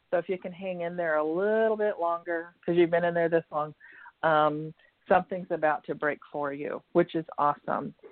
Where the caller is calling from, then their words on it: Santa Barbara, California, United States; I'm from California, Santa Barbara